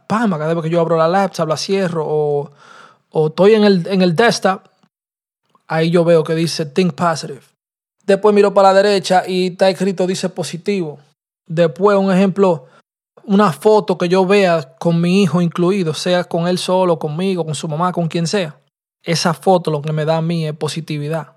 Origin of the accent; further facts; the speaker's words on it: New York City, New York, United States; 1269 Gran Conco. es la dirección de donde yo nací y me crié. Tú me entiendes, en el Bronx.